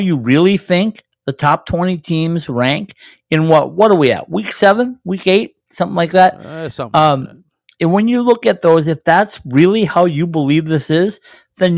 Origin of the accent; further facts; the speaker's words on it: Minnesota, United States; I'm from Minnesota